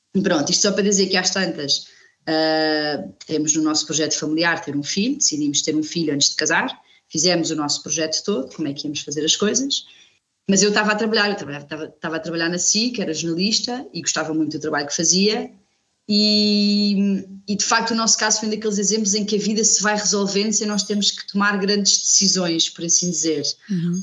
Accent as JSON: {"language": "Portuguese", "town": "Coimbra", "region": "Centro", "country": "Portugal", "tie": "born or raised there", "also_born_or_lived": "Lisbon", "moved": "as an adult", "lives_now": "Viana do Alentejo, Portugal", "said": "cresci em Coimbra, andei sempre em escolas públicas"}